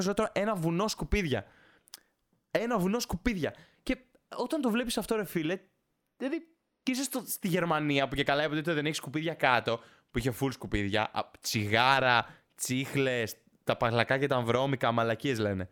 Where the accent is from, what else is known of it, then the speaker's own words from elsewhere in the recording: Greece; η φύση μας σαν Έλληνες